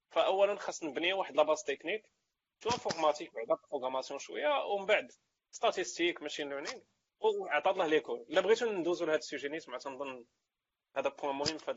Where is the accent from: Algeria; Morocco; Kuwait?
Morocco; حنا مغاربه حنا مغاربه